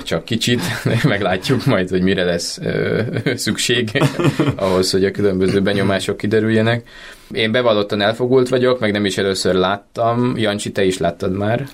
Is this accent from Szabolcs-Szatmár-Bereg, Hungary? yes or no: no; Budapest, Hungary; szerettem Budapesten gyerek lenni